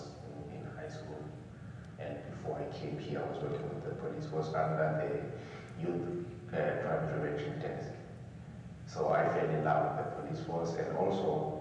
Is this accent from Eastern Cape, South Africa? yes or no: yes; Eastern Cape, South Africa; moved away; also born or lived in Tembisa; I come from the Eastern Cape. There's a village called Stexbroom, which is not far from Queenstown